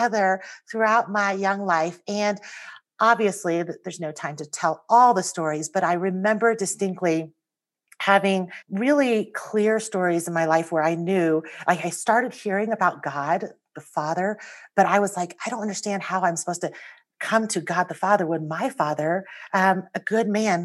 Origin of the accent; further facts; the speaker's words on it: United States; also born or lived in Taiwan; I came to the United States when I was almost 5 years old.